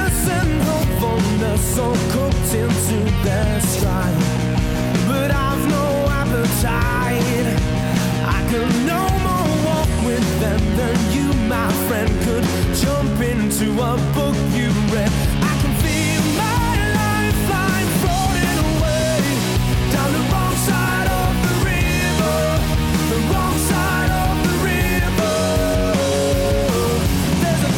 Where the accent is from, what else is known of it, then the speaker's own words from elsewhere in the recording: Wisconsin, United States; moved away; Wisconsin, which is my hometown